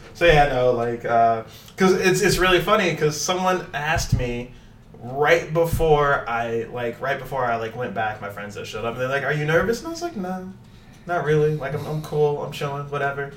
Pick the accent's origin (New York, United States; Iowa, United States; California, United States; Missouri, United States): Missouri, United States; St. Louis; moved away; I'm from St. Louis.